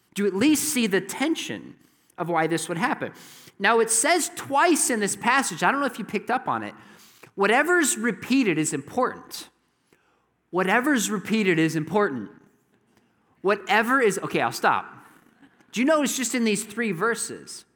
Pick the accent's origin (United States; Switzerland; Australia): United States; Southern California; moved away; I'm from Southern California